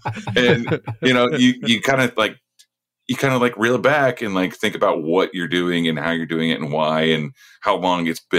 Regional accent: United States; I'll just say this as an American

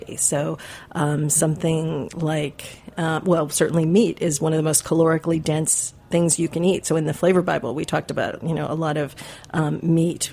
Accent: Midwest, United States; I grew up in the Midwest

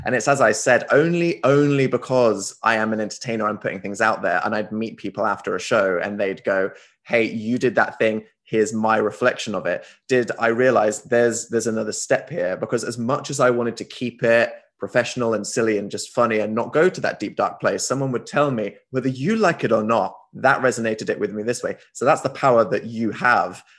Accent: United Kingdom; as this British guy

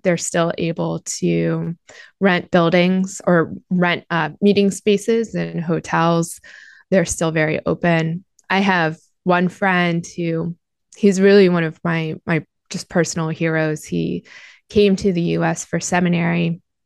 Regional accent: United States; as an American Christian

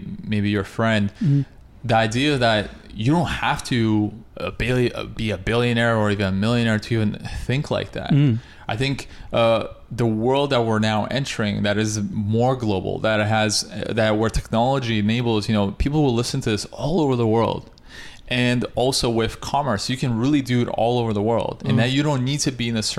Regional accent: Russia; also born or lived in Canada; now in United States; I'm from Russia

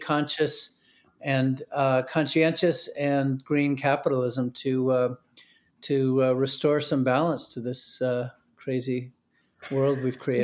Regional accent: New Hampshire, United States; I grew up in New Hampshire

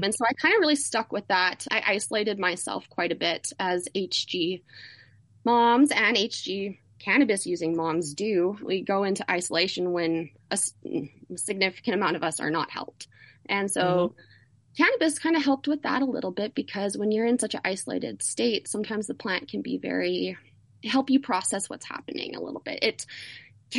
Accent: Canada; as a Canadian

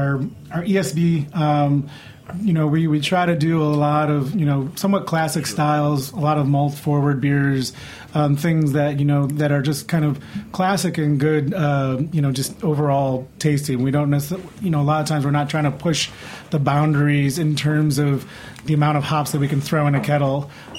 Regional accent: Rochester, New York, United States; now in New York City, United States; I'm originally from Rochester, New York, and now I live here.

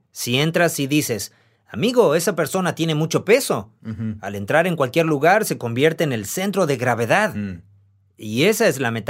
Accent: Argentina; soy de Argentina.

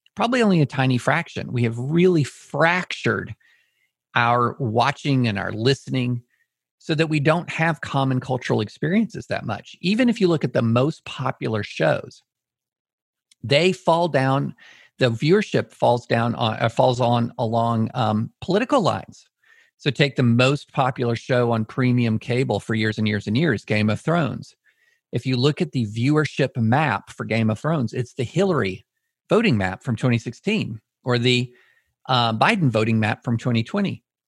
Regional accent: Auburn, Alabama, United States; I was born in Auburn.

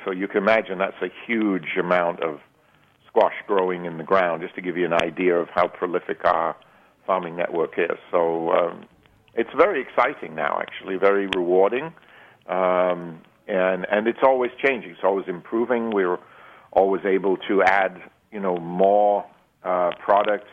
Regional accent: England, United Kingdom; moved away as an adult; also born or lived in Switzerland / United States; now in Arizona, United States; I was born in England, um, trained as a chef in England, both uh, um, in a uh, an apprenticeship program in the 60s

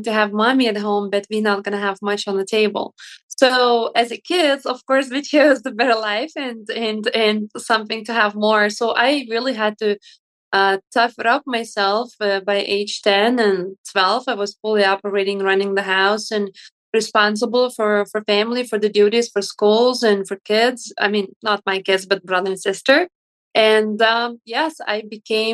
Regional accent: Lithuania; English is a second language; moved away as an adult; now in Chicago, United States; when I grew up in Lithuania, I was very raised strictly

